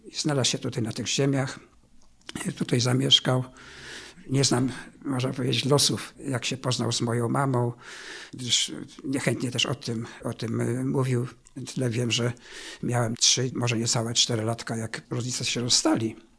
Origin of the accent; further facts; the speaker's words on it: Szczawno-Zdrój, Lower Silesian Voivodeship, Poland; also born or lived in Wałbrzych; Urodziłem się w Szczawnie Zdroju, niespełna 3 lata po zakończeniu II wojny światowej i tam mieszkałem przez pierwsze swoje 13 lat życia